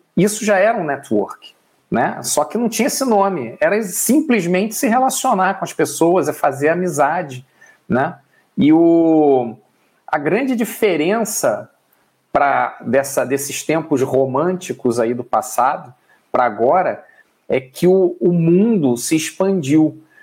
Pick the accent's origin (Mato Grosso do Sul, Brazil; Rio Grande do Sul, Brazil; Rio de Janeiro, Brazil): Rio de Janeiro, Brazil; now in São Paulo, Brazil; Eu sou do Rio de Janeiro, hoje moro em São Paulo.